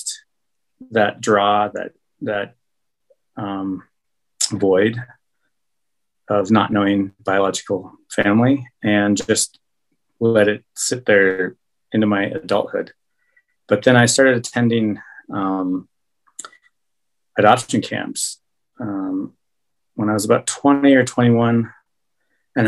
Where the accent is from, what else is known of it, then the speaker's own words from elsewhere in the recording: Golden, Colorado, United States; also born or lived in Peru; I grew up in Golden, so all my friends were white